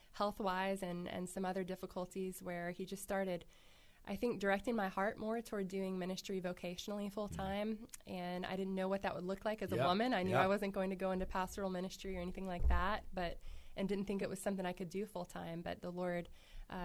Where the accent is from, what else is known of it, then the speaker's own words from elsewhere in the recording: North Carolina, United States; also born or lived in Salisbury, North Carolina / Northwest Arkansas; I grew up in mostly in around North Carolina. I was born in Salisbury